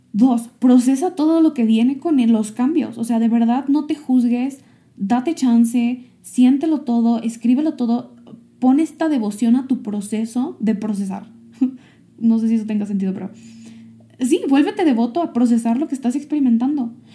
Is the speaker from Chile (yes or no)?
no; Michoacán, Mexico; moved away; also born or lived in Silicon Valley; yo estoy aquí en mi pueblo, regresando a mi pueblo natal, en México, en Michoacán